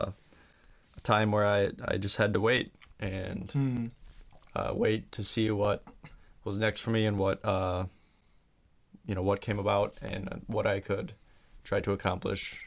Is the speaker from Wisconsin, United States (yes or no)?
yes; Wisconsin, United States; accent: Wisconsin; moved away as an adult; my Wisconsin accent